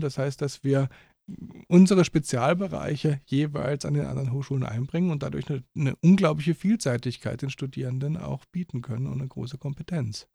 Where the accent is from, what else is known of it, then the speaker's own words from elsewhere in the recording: Germany; moved away as an adult; now in Austria; ich nicht Österreicher bin und aus Deutschland komme